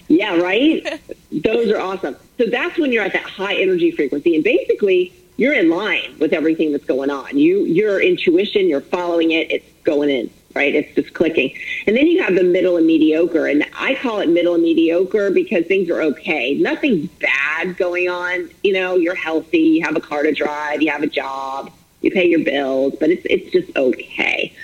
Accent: Florida, United States; also born or lived in Minnesota; I'm born and raised in Florida. I live in Florida now

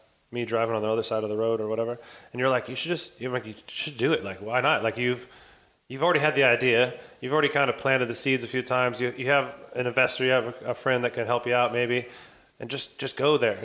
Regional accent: United States; moved away as an adult; now in Bali, Indonesia; I'm originally from America, but started traveling

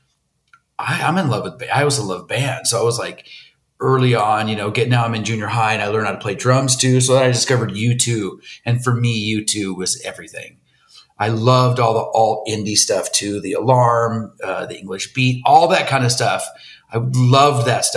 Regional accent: Coronado, California, United States; now in Pasadena, United States; I grew up down in San Diego in Coronado, it's called

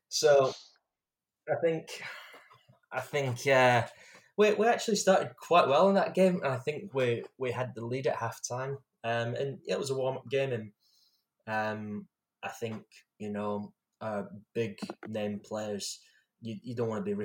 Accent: Scotland, United Kingdom; being Scottish and representing your country

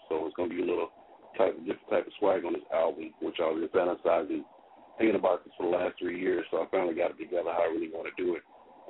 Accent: Midwest, United States; moved away; I'm from the Midwest

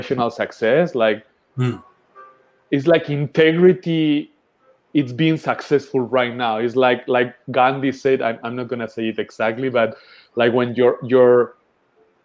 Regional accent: southern Spain, Spain; I'm growing up in a hippie community in the south of Spain. That's where I was born in Spain.

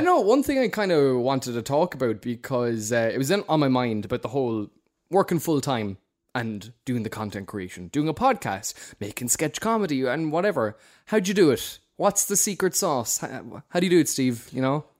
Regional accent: Cork, Munster, Ireland; accent: Cork; we're, we're Cork men

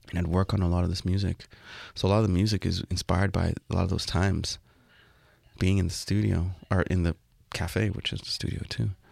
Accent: Toronto, Ontario, Canada; you say you're from Toronto

